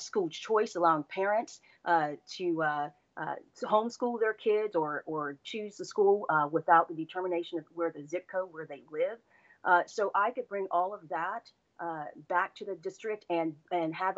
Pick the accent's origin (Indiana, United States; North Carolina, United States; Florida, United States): Florida, United States; Orlando; also born or lived in Washington, D.C.; I was born and raised here in Orlando, so this community is near and dear to my heart